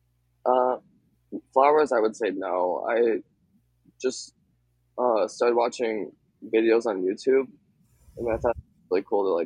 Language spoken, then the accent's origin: English; Henderson, Minnesota, United States; I'm from Henderson, Minnesota